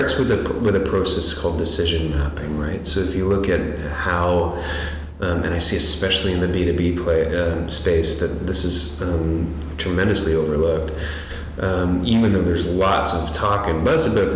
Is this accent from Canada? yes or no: yes; Toronto, Ontario, Canada; I'm from Toronto